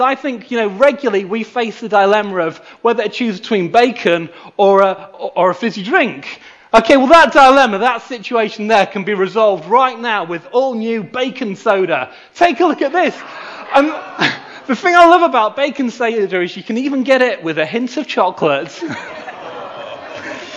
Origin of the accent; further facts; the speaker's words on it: Knaresborough, Yorkshire and the Humber, United Kingdom; moved away; I grew up near here in Knaresborough